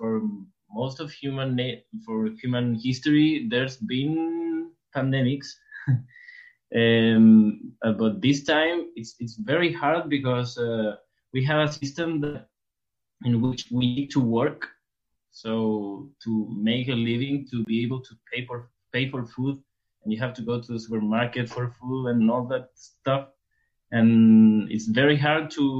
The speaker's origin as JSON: {"language": "English", "town": "Santiago", "region": "Santiago Metropolitan Region", "country": "Chile", "said": "I'm from Chile"}